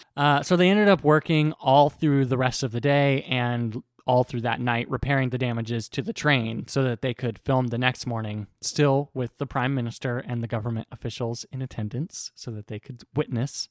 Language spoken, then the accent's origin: English; United States; as an American